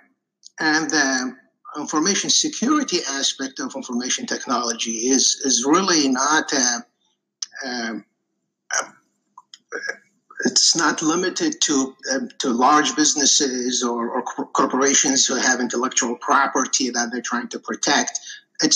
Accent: Iraq; moved away as an adult; now in United States; I was actually born and raised in Iraq

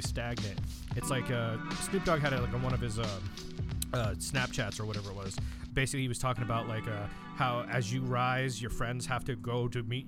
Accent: Oxnard, California, United States; I grew up in Oxnard

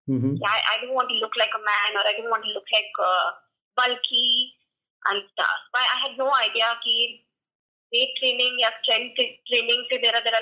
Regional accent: Pune, Maharashtra, India; I'm from Pune.

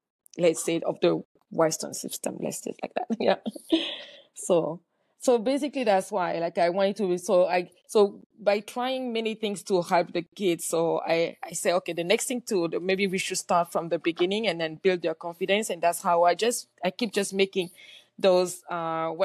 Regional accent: Cameroon; moved away; I grew up in Cameroon. And in Cameroon, everybody is mostly black

